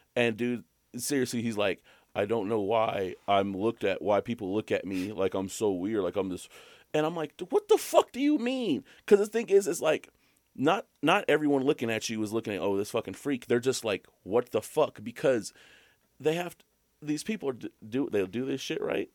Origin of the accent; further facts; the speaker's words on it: Alabama, United States; I'm from Alabama.